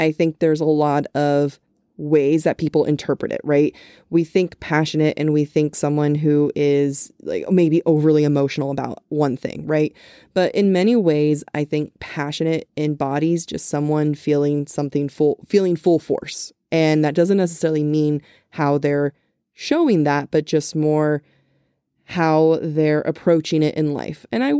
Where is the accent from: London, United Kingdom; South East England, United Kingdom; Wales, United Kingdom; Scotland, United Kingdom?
Wales, United Kingdom; now in England; So I'm Welsh/British, currently living in England